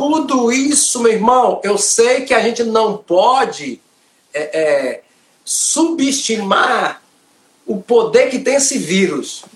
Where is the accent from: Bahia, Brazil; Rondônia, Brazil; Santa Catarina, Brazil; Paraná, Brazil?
Bahia, Brazil; Aporá; sou da Bahia, Aporá, Bahia